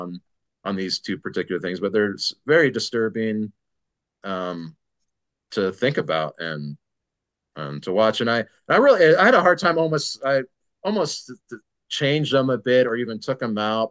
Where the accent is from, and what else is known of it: San Diego, California, United States; born or raised there